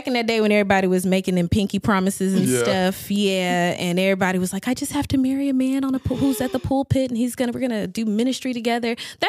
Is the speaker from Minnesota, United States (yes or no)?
no; Greenville, Texas, United States; I am originally from Greenville, Texas. That's where I was born and raised.